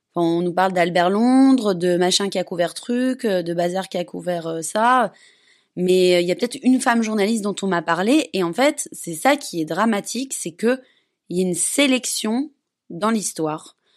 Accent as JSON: {"language": "French", "country": "Belgium", "moved": "yes", "said": "je suis belge"}